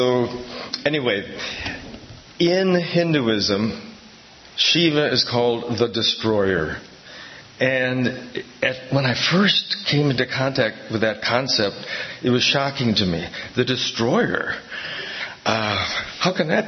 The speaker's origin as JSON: {"language": "English", "town": "Milwaukee", "region": "Wisconsin", "country": "United States", "tie": "born or raised there", "said": "I grew up in Milwaukee, and I went to Catholic grade school."}